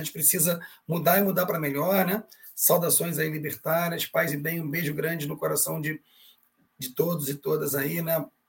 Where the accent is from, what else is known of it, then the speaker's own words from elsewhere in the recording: Brazil; Somos brasileiros sim, mas somos latinos